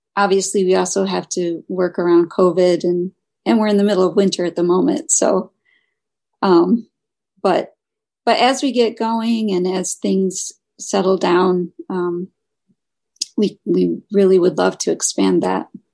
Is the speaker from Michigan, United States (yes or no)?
yes; Michigan, United States; moved away; I'm originally from Michigan